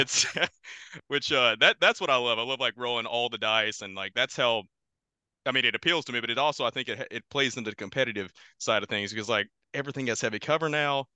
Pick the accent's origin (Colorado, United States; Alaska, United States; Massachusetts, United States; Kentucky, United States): Kentucky, United States; moved away as an adult; also born or lived in Louisville, Kentucky; now in New York, United States; I'm originally from Kentucky.